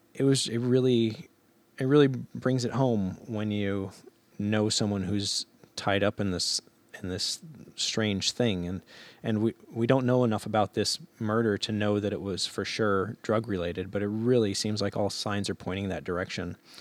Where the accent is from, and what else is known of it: Alaska, United States; also born or lived in Fairbanks